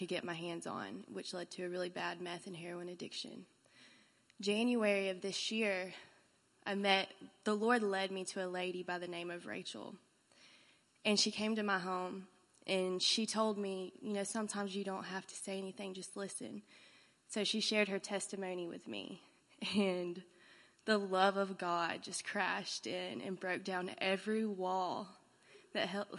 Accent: Birmingham, Alabama, United States; I'm from Birmingham, Alabama

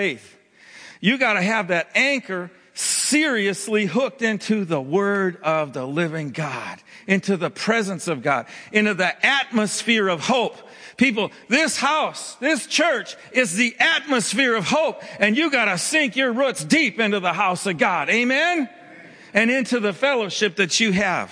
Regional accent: Minnesota, United States; I grew up in Minnesota

